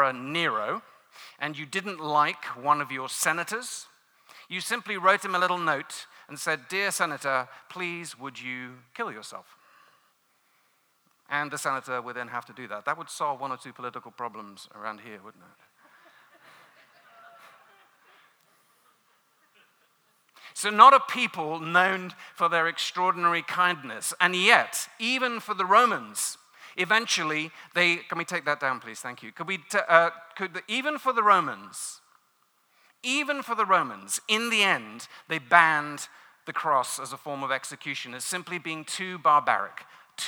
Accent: London, United Kingdom; moved away; I'm not from these parts of the world. I grew up in London

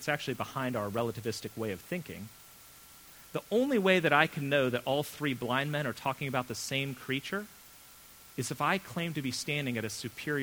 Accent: United States; as an American

